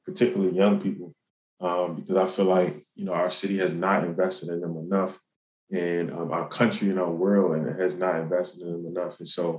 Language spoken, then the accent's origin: English; Baltimore, Maryland, United States; Yeah, so I mean, Baltimore City is the stomping ground. It's you know, it taught me a lot, both in and out of the classroom.